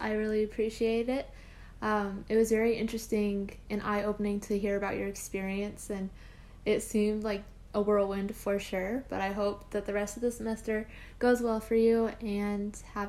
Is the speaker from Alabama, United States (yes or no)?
no; Utah, United States; I'm from Utah and I live at my parents' home